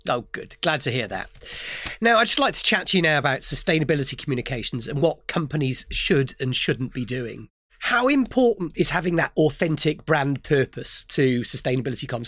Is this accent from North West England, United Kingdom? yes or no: no; Gower, South Wales, United Kingdom; I grew up in the Gower, South Wales, and I remember wearing wetsuits when I was a kid